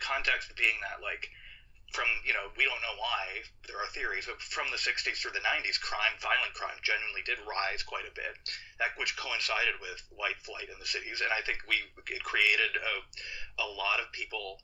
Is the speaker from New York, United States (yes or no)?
no; Minneapolis, Minnesota, United States; now in Brooklyn, United States; I grew up in Minneapolis as the Somali community was growing larger and larger